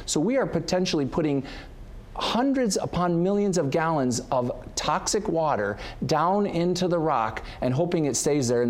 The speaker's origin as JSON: {"language": "English", "town": "Wyandotte", "region": "Michigan", "country": "United States", "tie": "born or raised there", "said": "I grew up on the Detroit River. I lived downriver my entire life. I was born and raised in Wyandotte."}